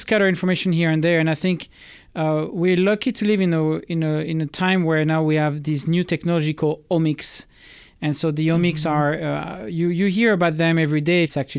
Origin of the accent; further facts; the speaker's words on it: Toulouse, Occitania, France; English is a second language; also born or lived in Bourges; I was born in Bourges, which is one of the center city. But I moved, I think, 20 times. By the age of 20, I had moved 20 times in France.